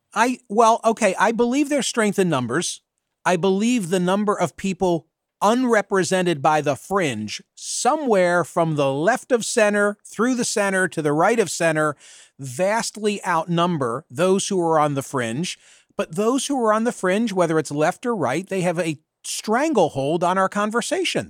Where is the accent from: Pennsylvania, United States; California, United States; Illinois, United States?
Pennsylvania, United States; Bucks County; the county in which I was born and raised lost more on September eleven than any other Pennsylvania county, because that county, Bucks County